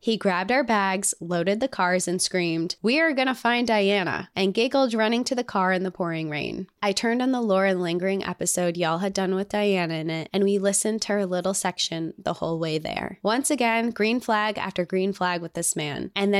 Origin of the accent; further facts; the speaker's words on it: Indiana, United States; also born or lived in Arizona; Like I said, I grew up in Indiana, but had never been to the dunes while growing up.